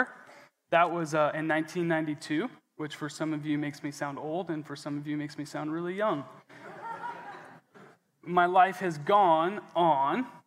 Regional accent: Coeur d'Alene, Idaho, United States; I was born in Coeur d'Alene, Idaho, at the Big Blue Hospital.

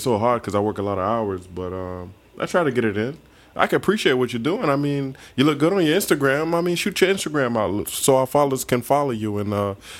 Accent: South Carolina, United States; Angela, we're from South Carolina, so we love the heat, you know.

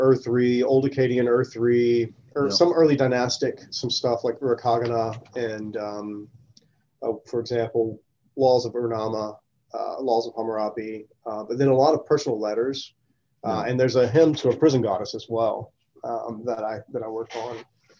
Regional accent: the South, United States; being surrounded by those questions just growing up in the South all the time

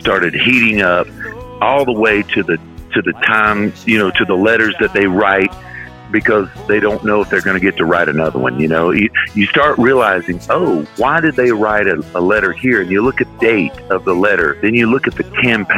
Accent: Florida, United States; when I moved back to Florida, my home state

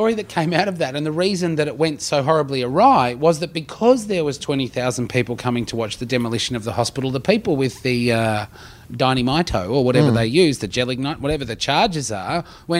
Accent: Canberra, Australian Capital Territory, Australia; moved away as an adult; I moved away from Canberra 20 years ago. And I should also clarify that when I say I grew up in Canberra, I actually grew up outside of town.

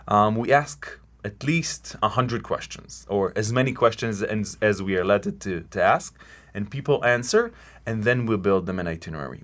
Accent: Galilee, Northern District, Israel; We grew up together in the Galilei

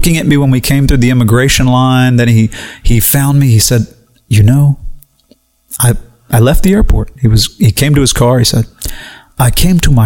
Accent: United States; Being an American

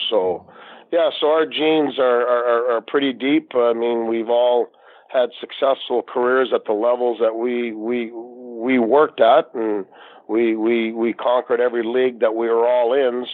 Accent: Canada; the Canadian referee

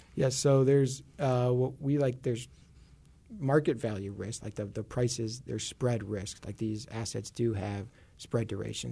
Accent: Chicago, Illinois, United States; accent: Chicago; I grew up in Chicago

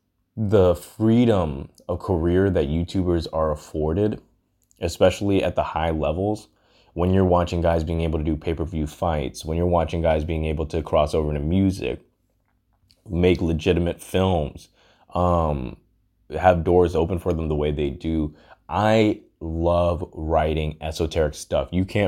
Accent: Hong Kong; moved away; also born or lived in London, United Kingdom / Texas, United States; I'm half Indian, half black, and I was born in London, raised in Hong Kong. And then I moved to Texas.

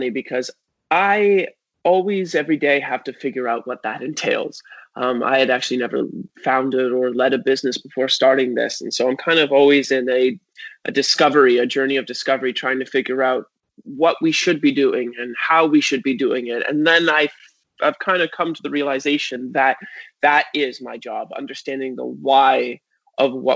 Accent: Hamilton, Ontario, Canada; I was born in Hamilton, Ontario. I grew up in a small part of it called Stony Creek

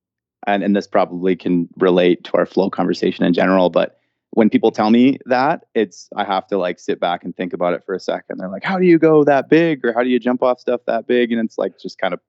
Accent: Vancouver, British Columbia, Canada; now in Whistler, Canada; So I grew up in Vancouver, British Columbia, and now I live in Whistler, British Columbia

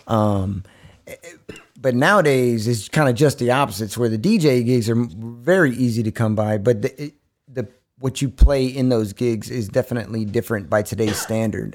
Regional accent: Austin, Texas, United States; also born or lived in Bastrop; I'm born and raised in Austin from Brackenridge Hospital

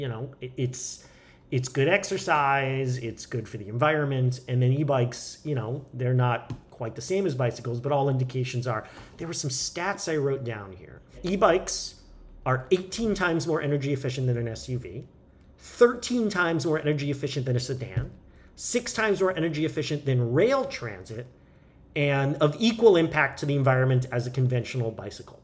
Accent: California, United States; I'm a Californian. I live in California

